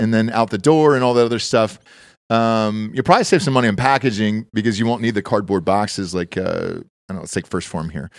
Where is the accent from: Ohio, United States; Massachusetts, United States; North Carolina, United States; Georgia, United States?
Georgia, United States; moved away; I'm from Georgia, and everything's peaches there originally. So I was like, cool, I grew up on it